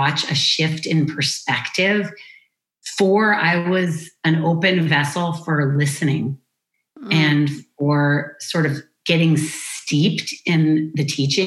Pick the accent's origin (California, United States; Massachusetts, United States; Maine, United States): Massachusetts, United States; Amherst; I'm born and raised in Amherst, Massachusetts